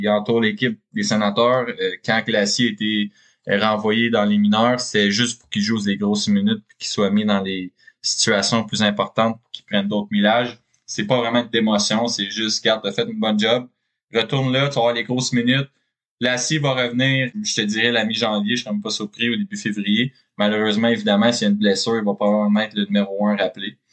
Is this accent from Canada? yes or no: yes; Canada; je suis Canadien